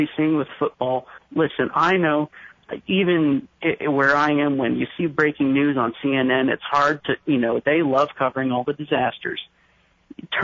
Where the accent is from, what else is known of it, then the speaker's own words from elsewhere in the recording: Maine, United States; now in Seattle, United States; I grew up in Maine